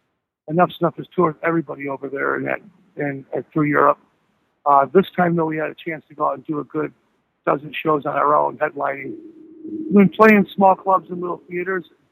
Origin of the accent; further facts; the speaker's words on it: Blue Island, Illinois, United States; it's my hometown right now. It's where I'm staying, as a matter of fact, now. I'm from the south side of Chicago, Beverly, Blue Island, Cal Park, that whole south side area